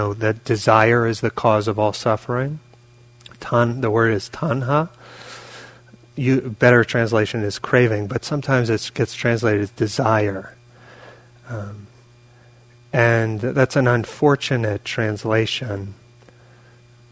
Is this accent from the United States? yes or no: yes; New York, United States; moved away; also born or lived in California; I grew up in New York, and I was in California at the time, but I grew up there.